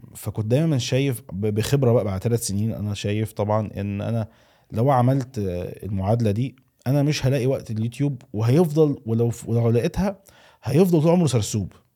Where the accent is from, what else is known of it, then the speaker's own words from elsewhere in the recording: Egypt; moved away; also born or lived in Saudi Arabia; انا اتولدت في مصر وعشت في السعوديه ورجعت تاني مصر